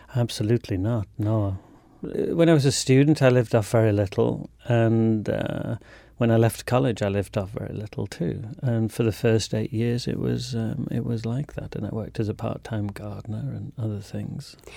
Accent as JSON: {"language": "English", "town": "Leeds", "region": "Yorkshire and the Humber", "country": "United Kingdom", "tie": "born or raised there", "said": "I grew up on the outskirts of Leeds, which is a big city in the north of England."}